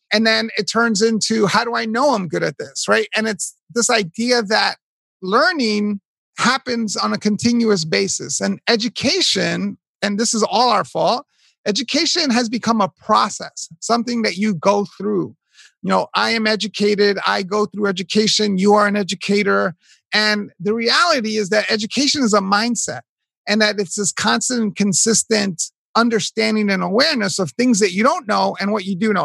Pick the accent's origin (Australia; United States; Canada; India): United States; New York City, New York; I was born raised in Hell's Kitchen, New York.